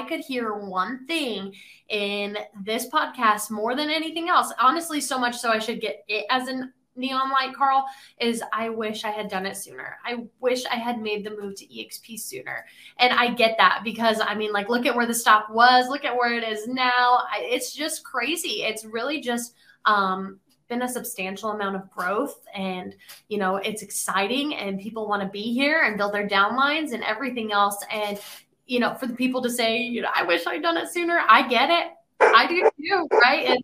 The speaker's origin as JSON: {"language": "English", "region": "Colorado", "country": "United States", "moved": "as an adult", "lives_now": "Nashville, United States", "said": "I'm actually from Colorado. So I moved to Nashville middle of 2020"}